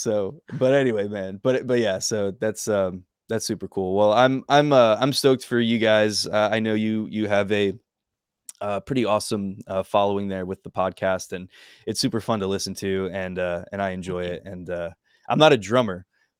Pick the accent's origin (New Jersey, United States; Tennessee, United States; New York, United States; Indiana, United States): New Jersey, United States; Hillsborough; I grew up in Hillsboro.